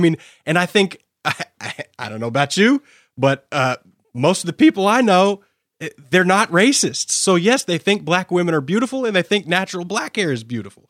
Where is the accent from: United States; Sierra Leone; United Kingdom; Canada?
United States; I hold as an American